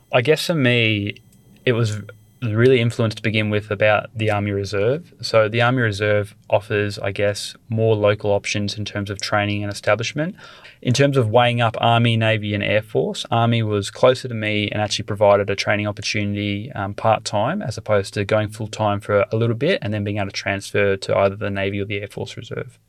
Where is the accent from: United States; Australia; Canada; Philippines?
Australia; born or raised there